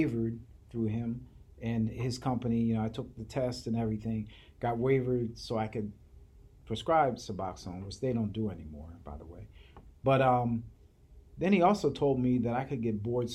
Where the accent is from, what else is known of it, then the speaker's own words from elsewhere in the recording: Williamstown, New Jersey, United States; The town I grew up in is called Williamstown, New Jersey